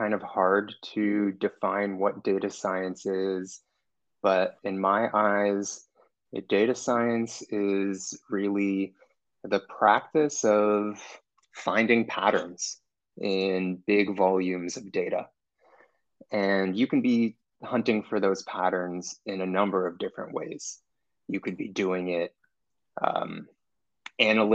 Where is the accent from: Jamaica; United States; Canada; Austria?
Canada; Toronto, Ontario; I'm from Toronto, live in Toronto, Canada, and really enjoy it